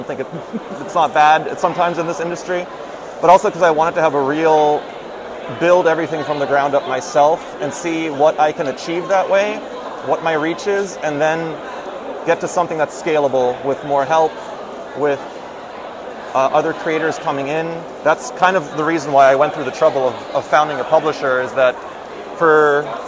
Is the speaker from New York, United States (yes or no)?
yes; New York, United States; we're already tabling at New York Comic Con, my hometown con, so very excited to be here